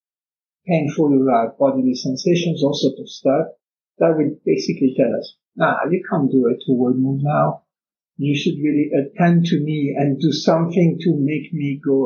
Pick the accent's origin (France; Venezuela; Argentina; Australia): France; now in Canada; I come from France, I'm now in Canada